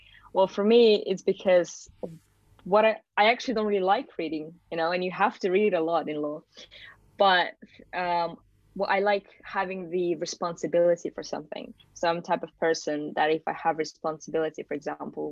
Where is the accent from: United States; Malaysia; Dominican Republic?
Malaysia; also born or lived in Kazakhstan; now in United Kingdom; I moved to Malaysia when I was just like 7 or 8 years old. So I actually went to British International School then and finished my school in Malaysia.